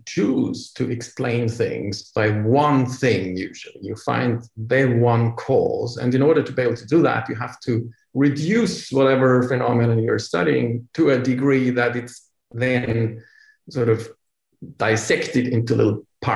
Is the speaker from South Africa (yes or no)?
no; Austria; moved away; also born or lived in Vienna; I come from Austria, where when in the days I have studied biology and medicine back then in Austria, 25 years ago now